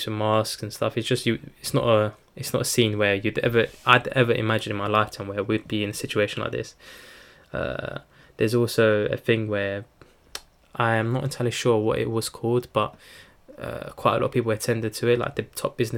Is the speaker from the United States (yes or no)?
no; Turkey; I'm from Turkey